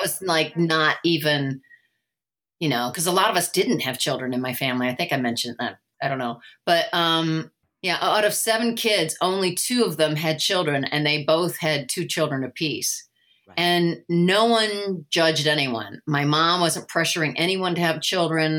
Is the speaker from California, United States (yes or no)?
no; Indiana, United States; moved away as an adult; now in Los Angeles, United States; I grew up in Indiana.